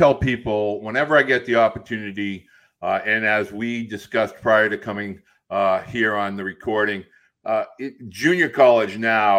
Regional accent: Boston, Massachusetts, United States; We are from Boston, Massachusetts

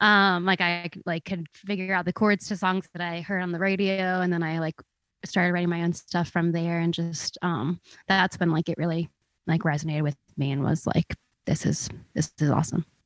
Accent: outside of Philadelphia, New Jersey, United States; moved away as an adult; now in Nashville, United States; I am from outside of Philly in, um, South Jersey

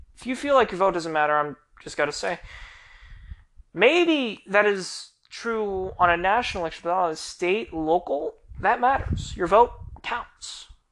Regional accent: United States; also born or lived in Florida; We, as the American people

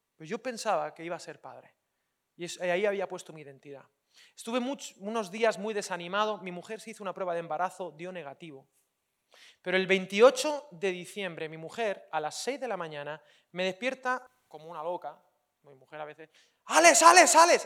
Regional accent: Valencian Community, Spain; soy valenciano

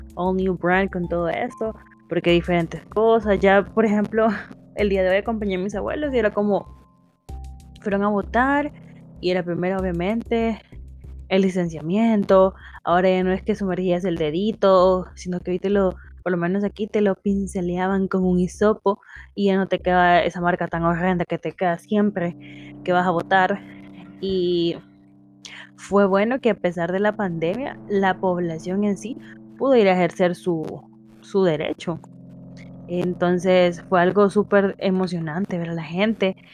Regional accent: El Salvador; como salvadoreños tenemos ese derecho

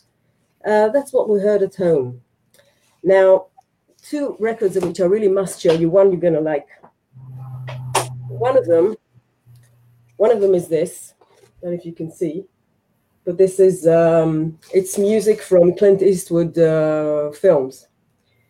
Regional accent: Ramat Gan, Tel Aviv District, Israel; English is a second language; I was born here. I was born in this very city, not far from here. And I've always lived here

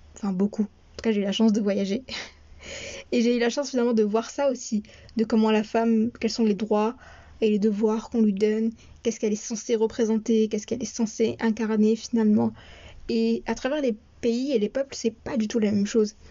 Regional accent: France; also born or lived in Morocco (parents' origin); je suis née et j'ai grandi en France

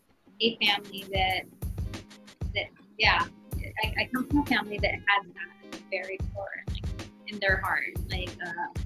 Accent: Los Angeles, California, United States; I'm from

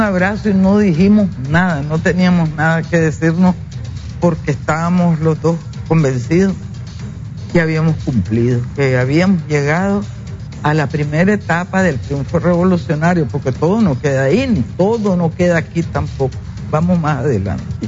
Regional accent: Rancho Grande, Matagalpa, Nicaragua; moved away; allá en mi pueblo, en el norte, allá por Rancho Grande

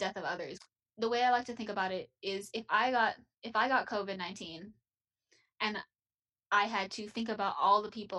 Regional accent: Texas, United States; My hometown, I don't live there anymore, but my hometown is, you know, we have like 3 major hospitals and they are full.

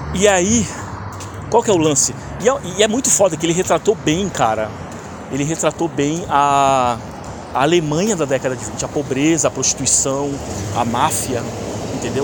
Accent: Brazil; moved away as an adult; now in Canada; eu saí do Brasil vai fazer um ano já

